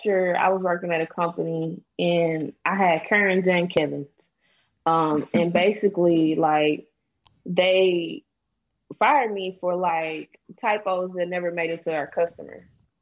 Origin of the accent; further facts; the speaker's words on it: St. Louis, Missouri, United States; I'm from St. Louis